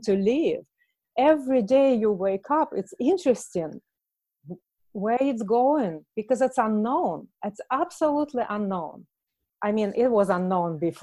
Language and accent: English; Russia; English is a second language; moved away; I'm from Russia, so when I was a child